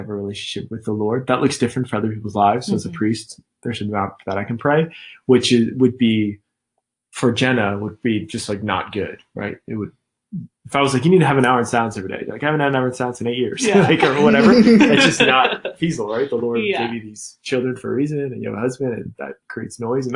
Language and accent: English; Scottsdale, Arizona, United States; first language English; I'm from South Scottsdale